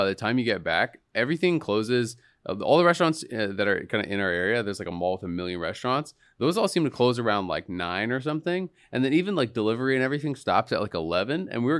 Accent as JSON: {"language": "English", "country": "Canada", "moved": "yes", "lives_now": "United States", "said": "I'm Canadian."}